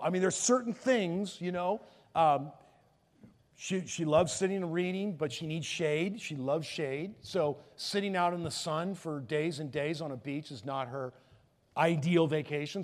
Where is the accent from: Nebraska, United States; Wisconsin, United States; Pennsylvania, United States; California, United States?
California, United States; Palos Verdes; I'm from Palos Verdes. We're close